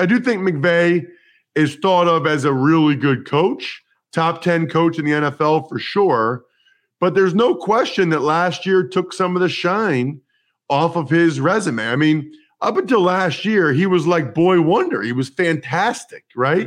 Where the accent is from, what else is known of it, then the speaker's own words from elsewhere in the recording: outside of Philadelphia, Pennsylvania, United States; I grew up outside of Philadelphia